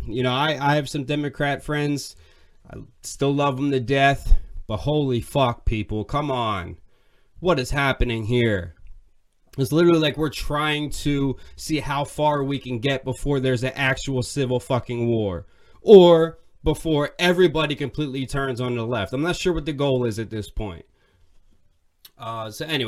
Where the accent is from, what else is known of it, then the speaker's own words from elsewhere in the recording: Pennsylvania, United States; I'm from Pennsylvania